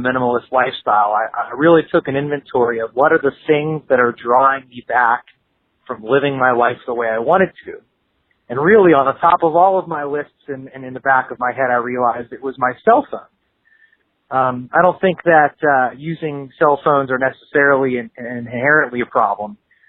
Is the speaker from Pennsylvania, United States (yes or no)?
yes; Pittsburgh, Pennsylvania, United States; Hey, Joshua and Ryan … I'm from Pittsburgh, Pennsylvania.